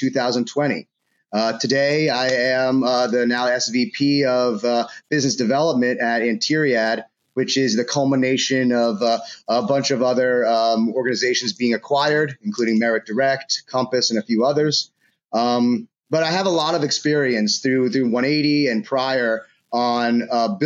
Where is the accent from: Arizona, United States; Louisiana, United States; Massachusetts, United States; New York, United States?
New York, United States; New York City; moved away as an adult; now in Tampa, United States; I was born and raised on the Upper East Side in Manhattan